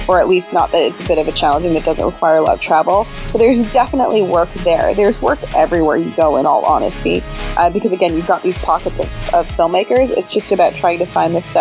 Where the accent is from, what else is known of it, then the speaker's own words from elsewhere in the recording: Canada; moved away as an adult; I'm Canadian, so I have a visa, I had requirements.